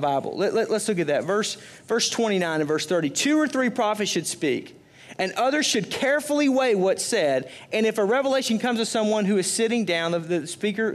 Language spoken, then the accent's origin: English; Arkansas, United States; moved away; where I was raised in Arkansas